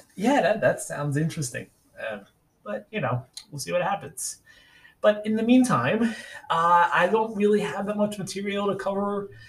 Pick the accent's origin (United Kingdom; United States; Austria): United States; New York City, New York; also born or lived in Central Virginia; now in Virginia, United States; I'm originally from New York City. I was born in 80 and grew up in Staten Island. I live in Virginia now